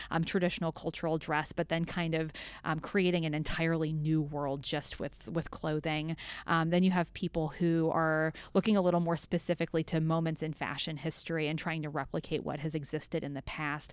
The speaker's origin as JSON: {"language": "English", "region": "western Kansas", "country": "United States", "tie": "born or raised there", "said": "I grew up on a, a farm in a small town in rural western Kansas"}